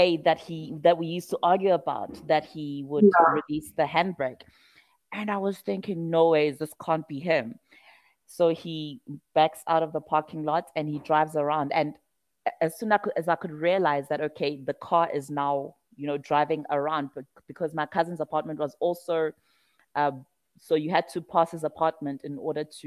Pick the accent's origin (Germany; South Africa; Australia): South Africa; Pietermaritzburg, KwaZulu-Natal; moved away; my hometown, Pietermaritzburg